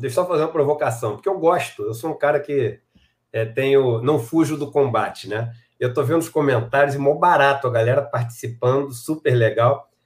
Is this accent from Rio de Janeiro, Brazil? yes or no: yes; Rio de Janeiro, Brazil; also born or lived in San Diego, California; um cara que nasci no Rio de Janeiro, pele branca, entendeu? Pude estudar nesses colégios